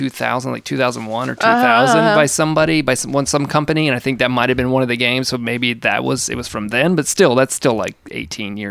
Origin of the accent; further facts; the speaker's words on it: United States; I'm an American